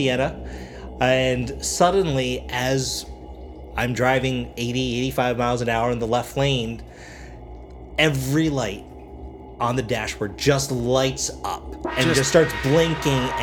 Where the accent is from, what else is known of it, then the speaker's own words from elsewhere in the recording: Mississauga, Ontario, Canada; moved away as an adult; now in United States; Mississauga, which is my hometown